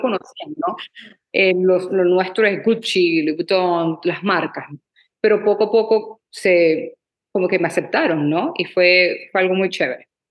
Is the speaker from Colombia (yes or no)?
no; Maracaibo, Zulia, Venezuela; also born or lived in Abu Dhabi; now in Los Angeles, United States; yo soy de Maracaibo, Venezuela